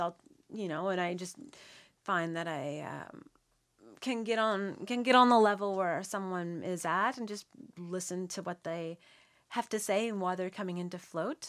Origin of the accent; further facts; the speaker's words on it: Nova Scotia, Canada; born and raised in Shivamakati, Nova Scotia. So I'm actually from Nov-, I'm from here.